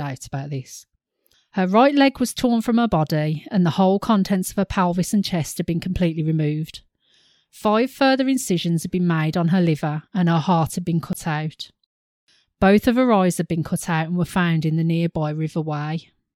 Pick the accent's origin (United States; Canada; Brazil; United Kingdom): United Kingdom; we're British